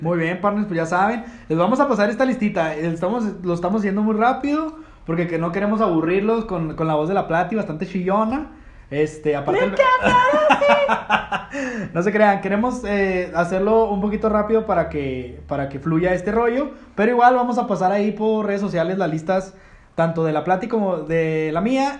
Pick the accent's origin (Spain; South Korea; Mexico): Mexico; somos mexicanos